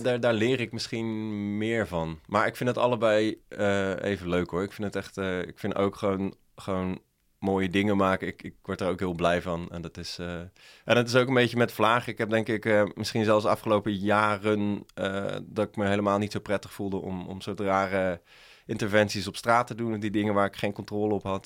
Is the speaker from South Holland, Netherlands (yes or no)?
yes; Dordrecht, South Holland, Netherlands; ik kom zelf uit Dordrecht